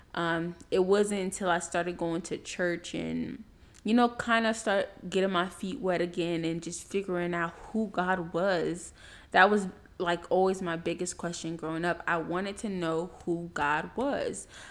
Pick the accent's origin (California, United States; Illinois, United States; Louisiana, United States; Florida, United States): Florida, United States; Miami; moved away as an adult; also born or lived in Tallahassee, Florida; people that I grew up with in Miami